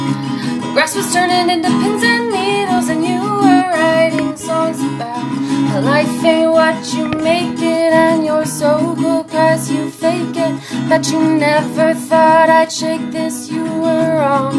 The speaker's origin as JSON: {"language": "English", "town": "York", "region": "Pennsylvania", "country": "United States", "tie": "born or raised there", "also_born_or_lived": "Greensburg, Pennsylvania"}